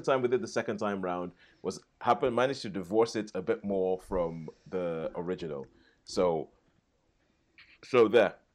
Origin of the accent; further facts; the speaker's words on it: United Kingdom; being British